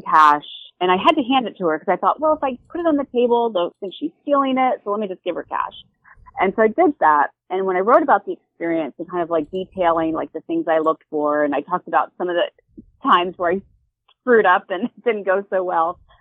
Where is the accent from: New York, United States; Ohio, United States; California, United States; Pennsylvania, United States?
Pennsylvania, United States; right outside Philly; I'm from the East Coast, right outside Philly